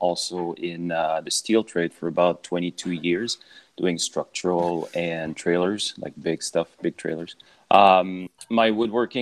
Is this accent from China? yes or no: no; Canada; now in Vancouver Island, Canada; I'm from back east